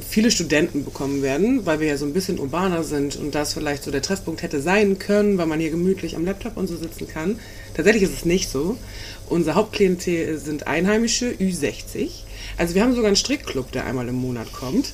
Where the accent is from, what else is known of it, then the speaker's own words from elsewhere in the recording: Dithmarschen, Schleswig-Holstein, Germany; ich komme ja auch aus Dithmarschen